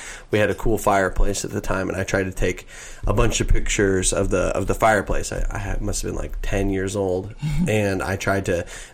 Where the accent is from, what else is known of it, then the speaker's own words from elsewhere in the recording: Mocksville, North Carolina, United States; my hometown, which is Mocksville, North Carolina